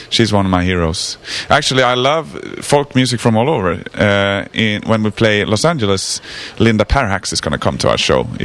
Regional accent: Stockholm, Stockholm County, Sweden; English is a second language; It doesn't really have anything to do with me because I'm from Stockholm.

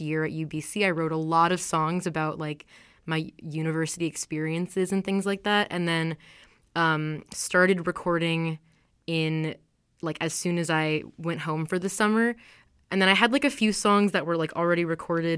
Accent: California, United States; moved away as an adult; now in Vancouver, Canada; I grew up in California. Now I live here in Vancouver

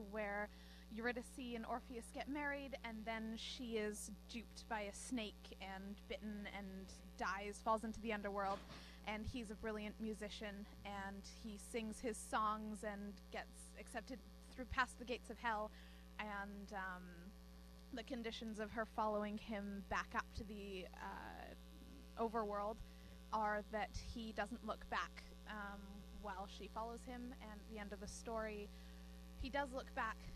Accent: Canada; Well, I'm Canadian. He's American, so.

